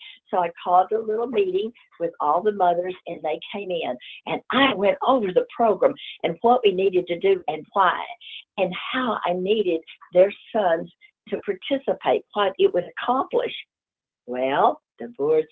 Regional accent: Plano, Texas, United States; I grew up in Plano

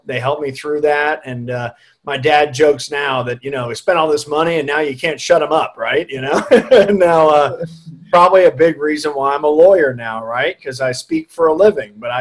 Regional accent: Plano, Texas, United States; also born or lived in Dallas; raised up in Plano

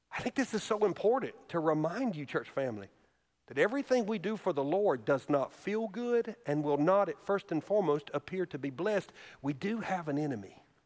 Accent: Alabama, United States; moved away; a thriving, wonderful church in my home state of Alabama

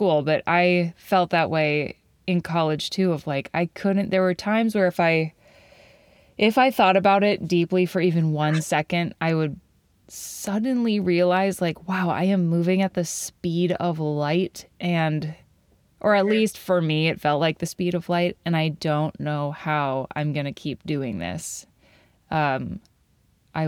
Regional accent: Madison, Wisconsin, United States; I'm back in my hometown, Madison

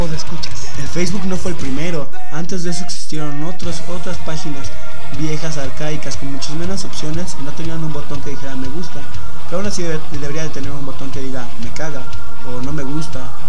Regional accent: Mexico; Yo soy mexicano

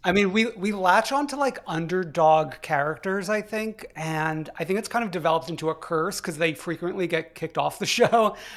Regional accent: New York, United States; I'm from New York

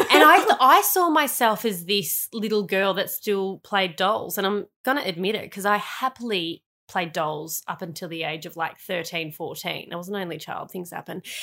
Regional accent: Melbourne, Victoria, Australia; also born or lived in Sydney; I went to Sydney for two years. But then I ended up going back to Melbourne and spending my year nine to twelve years at a school

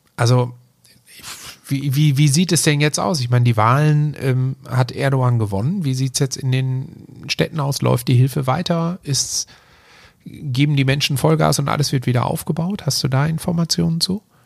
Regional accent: Germany; als Deutscher

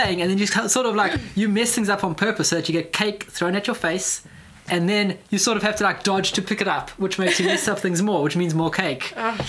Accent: South Africa; I'm South African.

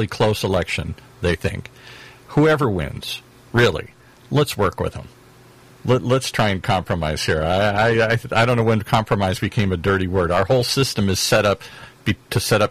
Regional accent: around Chicago, Illinois, United States; I'm from the Midwest. I grew up in, you know, around Chicago

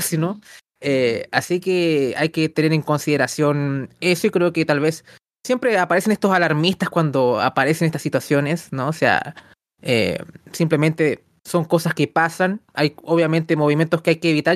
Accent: Chile

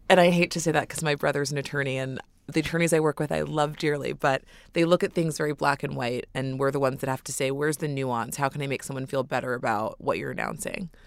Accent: New York City, New York, United States; Born and raised in New York City

